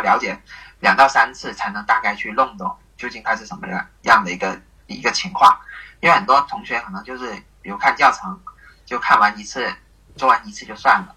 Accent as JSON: {"language": "Chinese", "region": "Guangdong", "country": "China", "tie": "born or raised there", "said": "出生在广东这边的地区"}